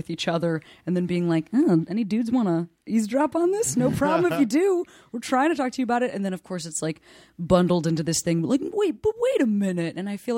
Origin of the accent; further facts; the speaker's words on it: Chicago, Illinois, United States; When I was 25, I moved back to my hometown, Chicago.